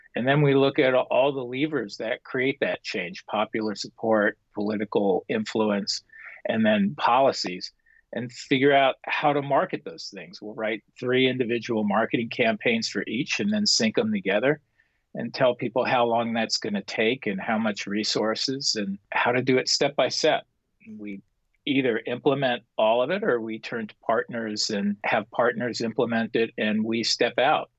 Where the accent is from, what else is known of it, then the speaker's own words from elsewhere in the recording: Los Angeles, California, United States; put them smack down into a little tract house with four kids in Pacoima, California, which was a predominantly Mexican American neighborhood, but my neighborhood was fairly still mixed. That was where I grew up